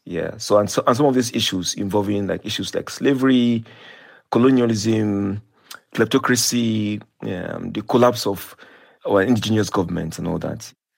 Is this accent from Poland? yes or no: no; Nigeria; when I was growing up in Nigeria